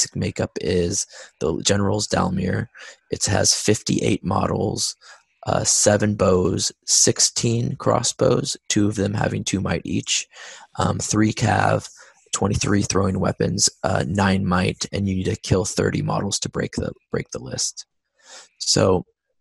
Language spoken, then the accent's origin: English; United States; I'm American